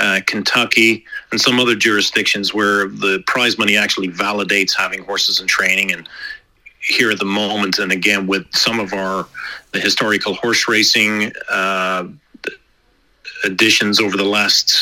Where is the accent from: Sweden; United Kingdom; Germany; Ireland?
Ireland; now in United States; Being an Irishman